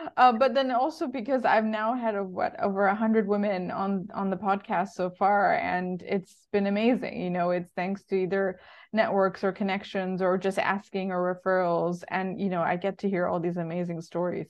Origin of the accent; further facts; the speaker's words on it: Bangkok, Thailand; moved away as an adult; I was born in Bangkok. So the first twenty years of my life was in Asia.